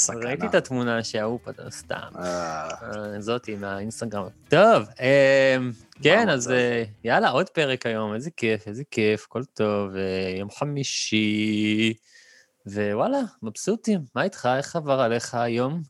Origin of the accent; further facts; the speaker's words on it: Emek Hefer, Central District, Israel; אני, אני מעמק חפר